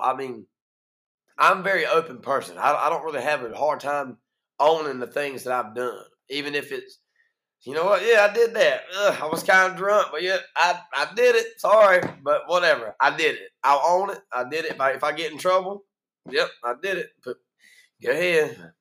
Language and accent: English; Greene County, North Carolina, United States; accent: Eastern North Carolina; also born or lived in Kinston, North Carolina; I was born right here in Kinston, raised in Greene County